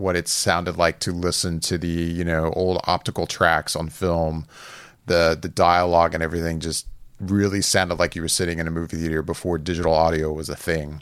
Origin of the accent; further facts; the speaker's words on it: Orlando, Florida, United States; I've grown up here. I'm from Orlando